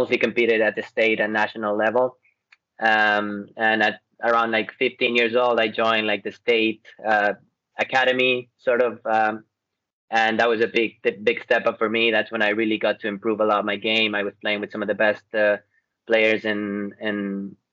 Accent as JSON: {"language": "English", "country": "Ecuador", "tie": "born or raised there", "moved": "as an adult", "said": "I'm from Ecuador, South America."}